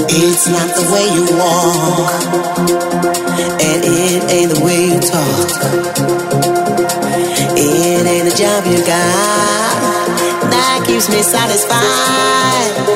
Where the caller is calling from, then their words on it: Almanza, Castile and León, Spain; buenas noches, Kike Yuri. … de Almanza y me gustaría escuchar